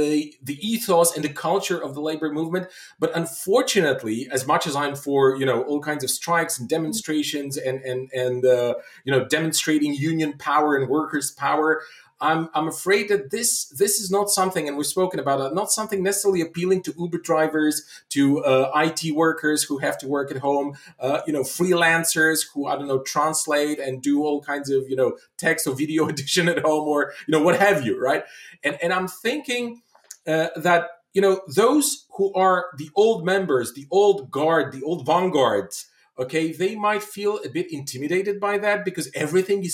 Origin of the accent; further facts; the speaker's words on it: Bulgaria; now in Poland; I'm based in Poland. I'm born in Bulgaria. I'm from Eastern Europe